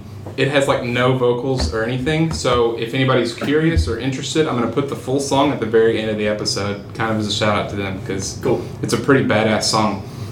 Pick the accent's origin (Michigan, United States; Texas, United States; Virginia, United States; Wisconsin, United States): Texas, United States; I'm from Texas.